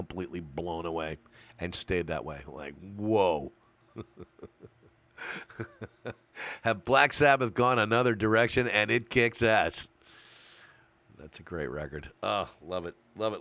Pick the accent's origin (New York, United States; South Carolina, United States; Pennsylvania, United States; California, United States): New York, United States; my town where I grew up in New York